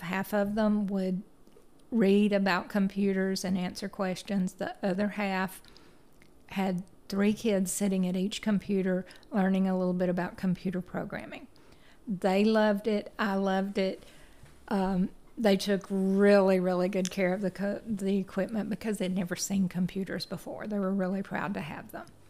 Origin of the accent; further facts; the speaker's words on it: Chattanooga, Tennessee, United States; I grew up in Chattanooga, Tennessee, and lived there all except for three years of my life.